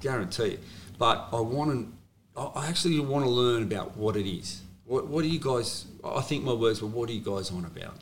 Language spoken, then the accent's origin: English; Sydney, New South Wales, Australia; I was born in St George Hospital